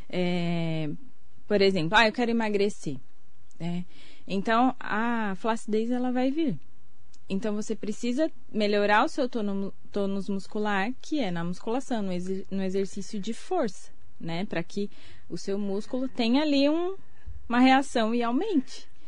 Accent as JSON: {"language": "Portuguese", "town": "Suzano", "region": "São Paulo", "country": "Brazil", "also_born_or_lived": "Mogi das Cruzes", "said": "Eu sou de Suzano, nasci em Mogi."}